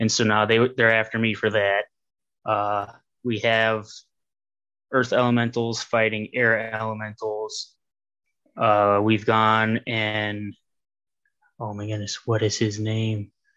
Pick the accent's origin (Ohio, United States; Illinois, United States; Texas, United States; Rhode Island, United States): Ohio, United States; I'm from Ohio